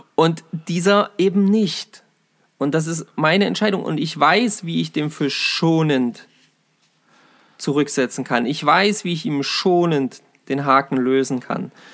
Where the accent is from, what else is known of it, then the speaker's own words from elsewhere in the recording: Saxony-Anhalt, Germany; bei uns in Sachsen-Anhalt